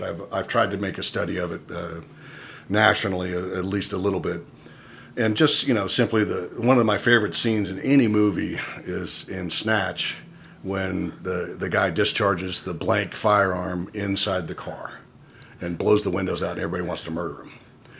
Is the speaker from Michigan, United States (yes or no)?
no; Peoria, Illinois, United States; moved away; also born or lived in Canada / Switzerland / Spain / San Francisco, California; I grew up in Peoria, Illinois, in the late 70s and early 80s and that kind of thing. I grew up mostly there, but I also lived in Canada. I lived in Switzerland, lived in Spain. I speak three languages. I came back to the States